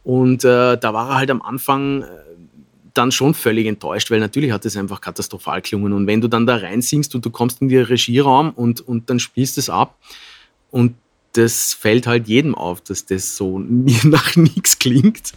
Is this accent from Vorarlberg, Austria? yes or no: yes; Bludenz, Vorarlberg, Austria; moved away; in Bludenz, wieder in unserem Stadtsaal. Das ist unsere Heimatstadt. Wir sind Vorarlberger ursprünglich